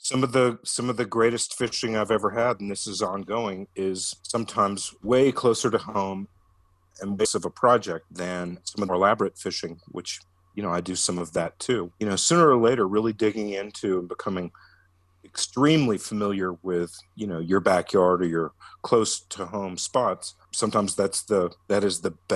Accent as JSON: {"language": "English", "town": "Atlanta", "region": "Georgia", "country": "United States", "tie": "born or raised there", "also_born_or_lived": "Colorado", "moved": "as an adult", "said": "growing up in Georgia"}